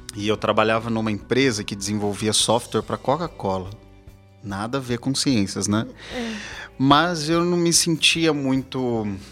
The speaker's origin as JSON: {"language": "Portuguese", "region": "south of Minas Gerais", "country": "Brazil", "tie": "born or raised there", "moved": "yes", "lives_now": "São Paulo, Brazil", "said": "Eu nasci numa cidade que fica no sul de Minas. Eu não sou daqui de São Paulo."}